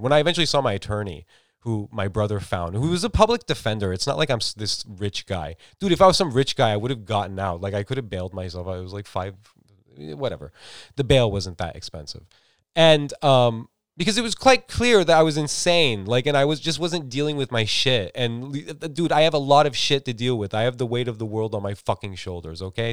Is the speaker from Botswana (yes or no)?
no; United States; I grew up in America